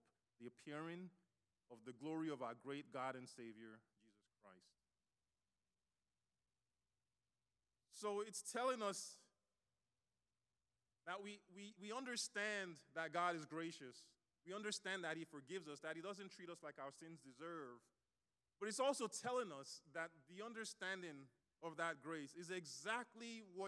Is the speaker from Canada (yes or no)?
no; Nigeria; moved away; I grew up in Nigeria, so we got all kinds of punishment